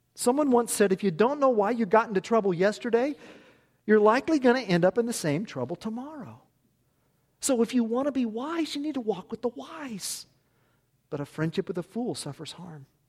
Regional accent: United States; I'm American. Cut me, I bleed America. My family has been in this country over two hundred years

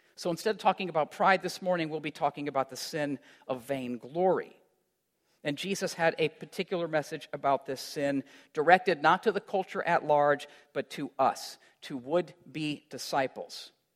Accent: Iowa, United States; moved away; also born or lived in Chicago; as a kid growing up in Iowa

